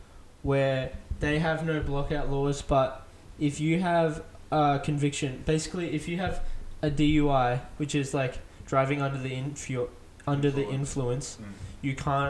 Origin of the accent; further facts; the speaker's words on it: Australia; I'm Australian.